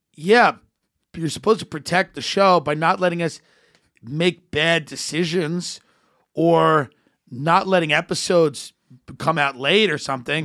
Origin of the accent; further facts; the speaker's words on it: United States; I'm a comedian from America